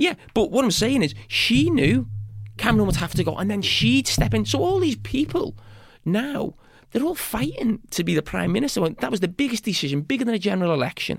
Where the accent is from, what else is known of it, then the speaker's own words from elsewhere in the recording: Bootle, North West England, United Kingdom; I'm from Bo-, Bootle, which is probably one of the poorest